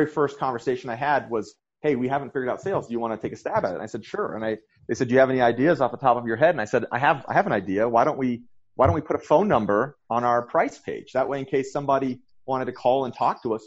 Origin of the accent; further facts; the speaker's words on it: New Hampshire, United States; moved away as an adult; also born or lived in San Francisco; now in Utah, United States; grew up in New Hampshire.